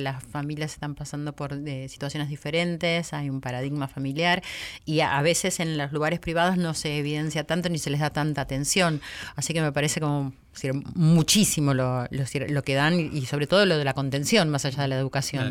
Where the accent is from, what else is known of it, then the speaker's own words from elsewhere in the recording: Argentina; nos pasa a los argentinos